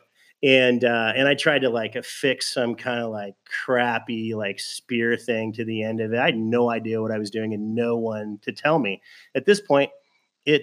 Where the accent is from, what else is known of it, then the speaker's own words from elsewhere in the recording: Southern California, United States; also born or lived in Fullerton / Norco; like everybody in Southern California, growing up in Southern California, we used to go to the ocean